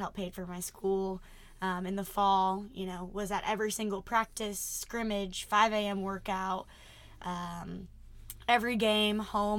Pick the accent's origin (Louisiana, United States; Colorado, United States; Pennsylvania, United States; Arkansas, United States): Arkansas, United States; also born or lived in Mississippi; I'm from the South. If you can't tell by my name alone, I'm a Southern girl. I grew up in Arkansas